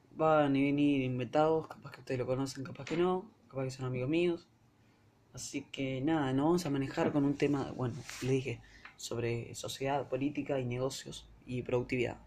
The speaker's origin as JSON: {"language": "Spanish", "country": "Argentina", "said": "Soy de Argentina"}